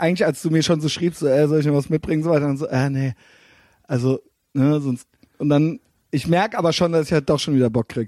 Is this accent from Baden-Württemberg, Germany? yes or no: no; Koblenz-Neuwied, Rhineland-Palatinate, Germany; now in Cologne, Germany